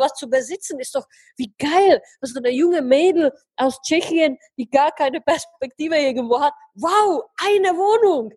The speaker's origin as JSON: {"language": "German", "town": "Heidelberg", "region": "Baden-Württemberg", "country": "Germany", "moved": "as an adult", "lives_now": "Prague, Czech Republic", "said": "ich komme ursprünglich aus Heidelberg, habe dort 22 Jahre gelebt, lebe jetzt ähm, ja fast über einen Jahr, ja mhm. fast zwei, mhm. in Prag"}